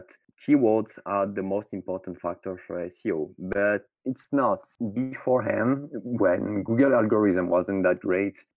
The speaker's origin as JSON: {"language": "English", "country": "France", "accent": "French", "second_language": "English", "said": "I'm French, obviously, as you can hear with my accent"}